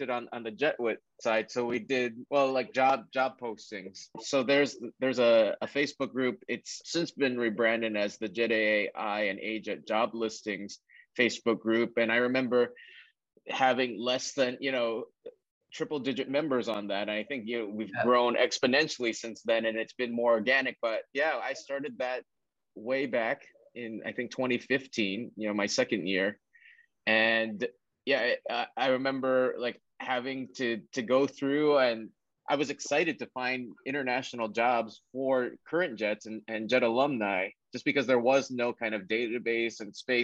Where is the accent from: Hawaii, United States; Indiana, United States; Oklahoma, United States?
Hawaii, United States; Honolulu; also born or lived in San Francisco / New York City; now in Jersey City, United States; I'm from Honolulu